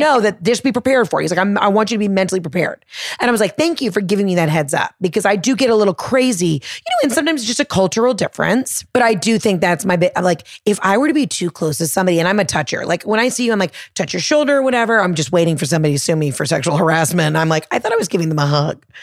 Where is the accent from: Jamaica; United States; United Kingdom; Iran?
United States; the South